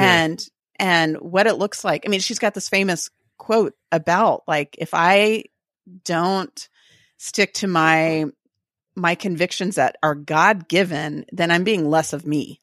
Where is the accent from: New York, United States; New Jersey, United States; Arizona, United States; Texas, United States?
Texas, United States; we like to co-opt everything and be kind of obnoxious about being Texan